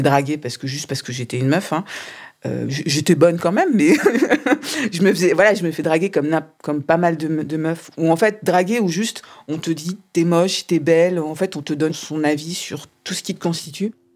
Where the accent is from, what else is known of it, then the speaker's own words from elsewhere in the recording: Strasbourg, Grand Est, France; Je suis née, j'ai vécu à Strasbourg jusqu'à euh, euh, jusqu'à mes 16-18 ans